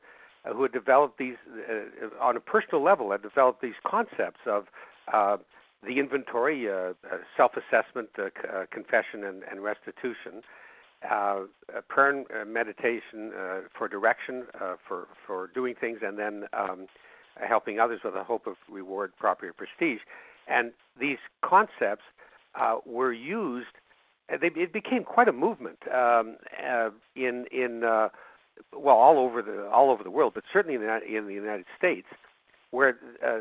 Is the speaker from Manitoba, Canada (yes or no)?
yes; Winnipeg, Manitoba, Canada; I'm from Winnipeg. Yeah, Winnipeg, Manitoba